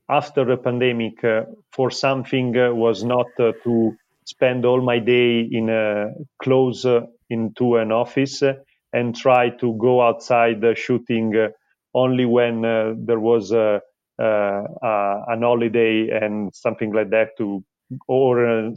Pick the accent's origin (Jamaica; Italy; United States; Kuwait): Italy; Milan, Lombardy; I'm a designer from Milan